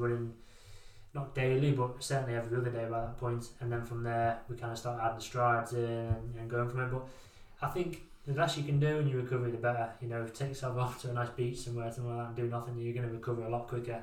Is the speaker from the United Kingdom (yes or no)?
yes; Wirral, North West England, United Kingdom; growing up in the Wirral